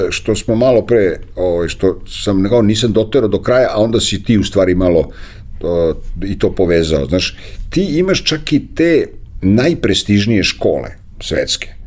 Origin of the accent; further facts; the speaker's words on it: Serbia; jedini Srbin koji je to završio